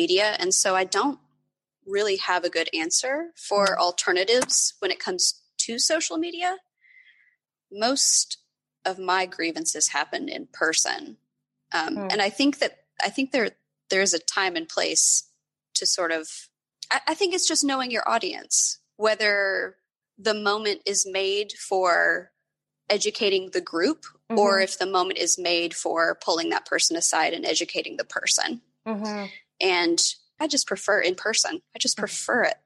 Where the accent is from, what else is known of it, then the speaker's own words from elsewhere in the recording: Appalachia, United States; moved away; I grew up in Appalachia and poverty is very widespread